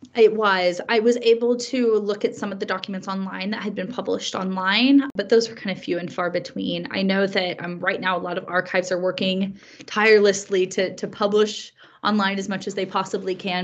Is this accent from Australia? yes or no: no; Greencastle, Indiana, United States; moved away as an adult; now in Edinburgh, United Kingdom; So I grew up in the USA. I'm from Indiana and I'm from a very small college town called Greencastle